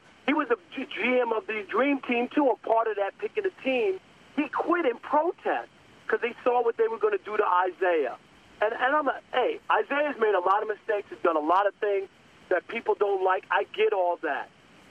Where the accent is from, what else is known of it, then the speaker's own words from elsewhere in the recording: New York, United States; moved away; also born or lived in Detroit; I'm from New York originally.